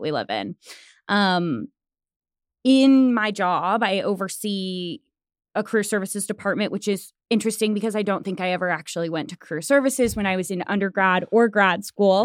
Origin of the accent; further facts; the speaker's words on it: Springfield, Missouri, United States; now in Tulsa, United States; I'm from Springfield, Missouri, which is not far from Tulsa